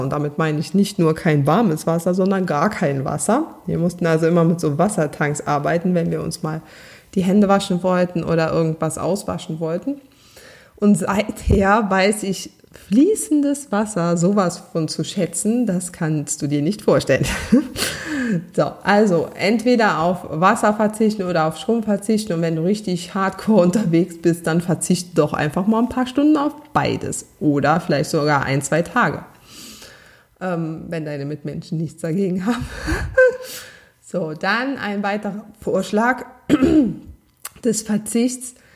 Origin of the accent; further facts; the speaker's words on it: Saarland, Germany; accent: Saarland dialect; ich meinen saarländischen Dialekt trotz ähm, Übung nicht ganz abstellen konnte.